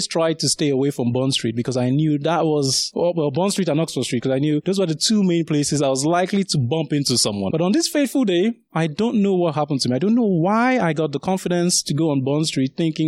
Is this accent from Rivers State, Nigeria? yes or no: no; Lagos, Nigeria; also born or lived in Sagamu, Ogun State, Nigeria; now in United Kingdom; I grew up in the south, initially in a place called Sagamu, which is in Ogun State. And then after that, we moved to Lagos, where I spent most of my sort of youth